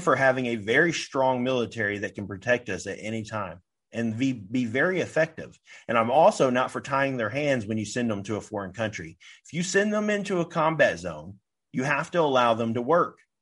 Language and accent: English; United States